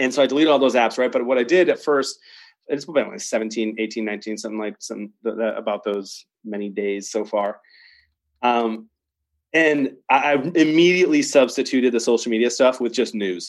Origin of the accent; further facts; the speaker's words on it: Detroit, Michigan, United States; now in Chicago, United States; I live in Chicago. I was born in Detroit.